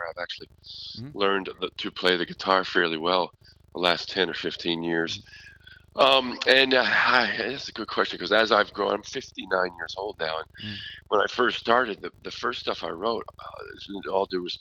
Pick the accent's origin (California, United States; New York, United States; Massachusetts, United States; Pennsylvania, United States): Pennsylvania, United States; Philadelphia; now in Vermont, United States; I was born in Philadelphia, so I'm not a Vermonter.